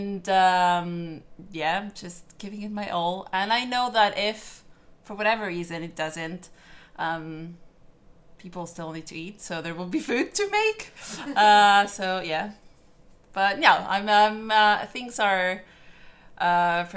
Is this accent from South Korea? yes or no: no; Argentina; also born or lived in London; now in Belfast, United Kingdom; My dad is Italian, but I was born in Argentina